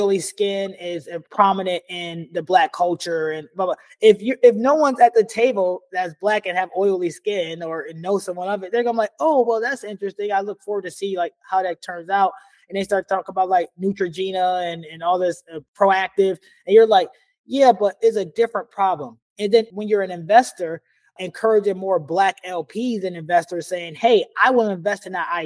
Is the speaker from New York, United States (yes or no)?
yes; New York, United States; now in Portland, United States; I'm from New York.